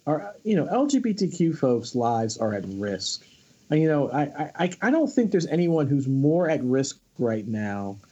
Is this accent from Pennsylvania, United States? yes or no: yes; Philadelphia, Pennsylvania, United States; I'm from Philadelphia. I'm a Philadelphia native